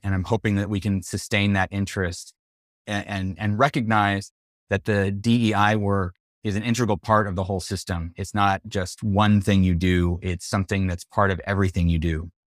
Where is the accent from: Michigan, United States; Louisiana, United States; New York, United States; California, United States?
California, United States; Central; I, am a Mexican kid. I grew up in Central California